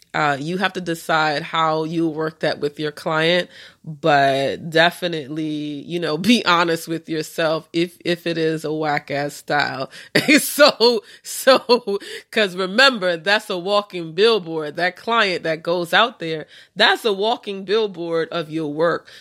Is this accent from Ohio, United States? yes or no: no; New York, United States; I'm from New York